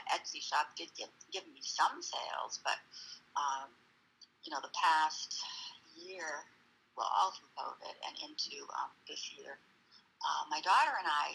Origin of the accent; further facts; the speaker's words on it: Cape Elizabeth, Maine, United States; I grew up in Cape Elizabeth, Maine, and Maine is right on the coast.